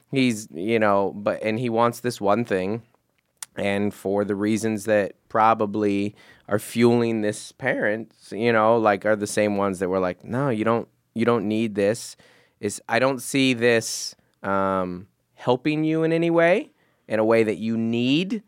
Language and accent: English; Seattle, Washington, United States; now in Southern California, United States; I grew up in Seattle